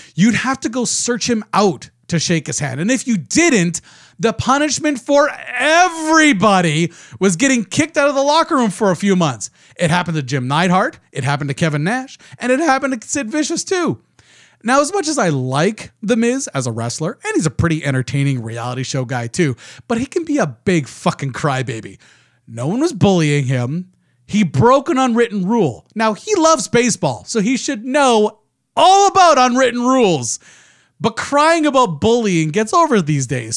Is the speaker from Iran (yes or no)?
no; Canada; I'm Canadian